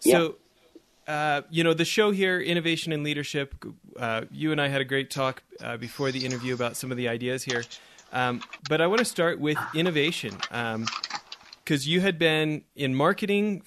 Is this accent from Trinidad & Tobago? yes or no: no; Canada; I'm Canadian.